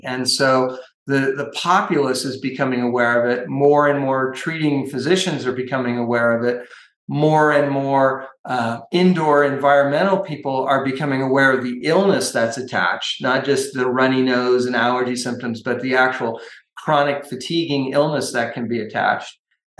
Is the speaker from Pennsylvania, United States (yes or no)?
no; California, United States; And I'm from Northern California.